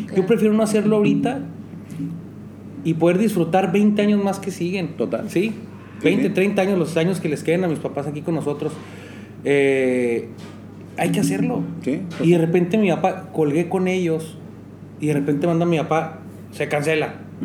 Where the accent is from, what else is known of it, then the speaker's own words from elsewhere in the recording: Chihuahua, Mexico; yo soy chihuahuense